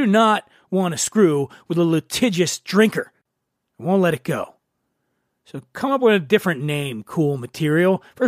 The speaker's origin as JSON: {"language": "English", "town": "Venice Beach", "region": "California", "country": "United States", "tie": "born or raised there", "said": "I am at a property known as the Propagator. It's located in my hometown, Venice Beach, California."}